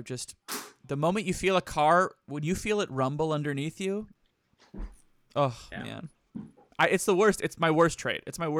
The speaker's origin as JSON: {"language": "English", "region": "Michigan", "country": "United States", "said": "I not to get too far into it, but like I'm from Michigan."}